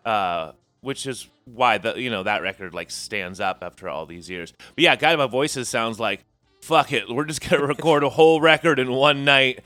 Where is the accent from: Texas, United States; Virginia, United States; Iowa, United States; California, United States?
California, United States; San Jose and Sunnyvale, South Bay; moved away as an adult; now in Portland, United States; we're both from San Jose and Sunnyvale, uh, South Bay, California